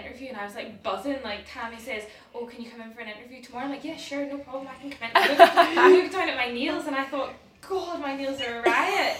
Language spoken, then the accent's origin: English; Northern Ireland, United Kingdom; moved away as an adult; now in Edinburgh, United Kingdom; moved from Northern Ireland to Edinburgh for uni